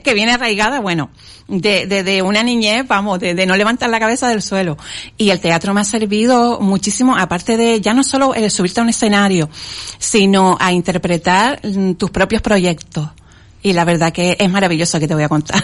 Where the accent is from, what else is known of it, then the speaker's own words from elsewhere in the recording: Las Palmas de Gran Canaria, Canary Islands, Spain; En Las Palmas de Gran Canaria, concretamente en el barrio de Chamán